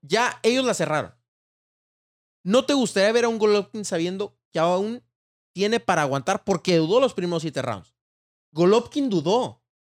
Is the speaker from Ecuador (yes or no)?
no; Mexico; como mexicano